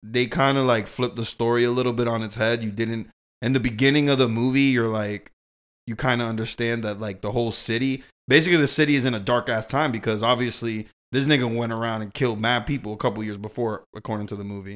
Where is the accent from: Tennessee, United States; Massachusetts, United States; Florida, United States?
Massachusetts, United States; Boston; I grew up in Boston